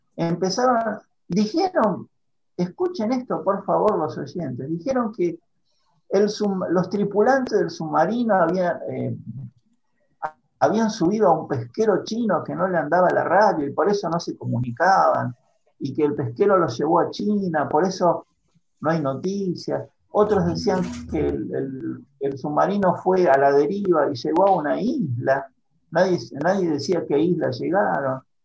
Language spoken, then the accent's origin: Spanish; Argentina